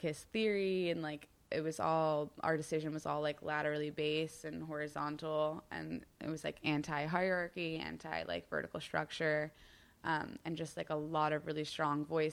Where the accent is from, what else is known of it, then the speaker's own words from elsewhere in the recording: New York, United States; also born or lived in Berkeley; we both moved back to New York after college because we're both from New York